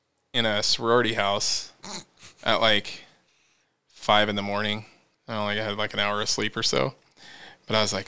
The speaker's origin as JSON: {"language": "English", "town": "Spokane", "region": "Washington", "country": "United States", "tie": "born or raised there", "said": "I grew up with here in Spokane"}